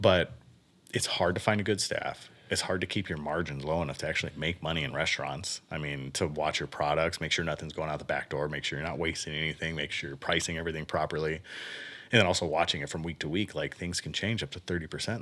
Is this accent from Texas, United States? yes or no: no; San Bernardino, California, United States; moved away; also born or lived in Miami, Florida; I was born in San Bernardino, California, like raised in the desert